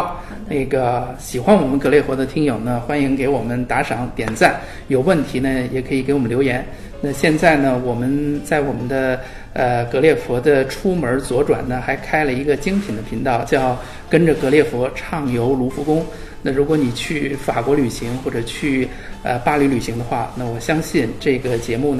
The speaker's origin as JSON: {"language": "Chinese", "country": "China", "said": "那我们呃去往这个地方，就是对我们中国人来讲，肯定第一个事儿就得办签证，是吧？"}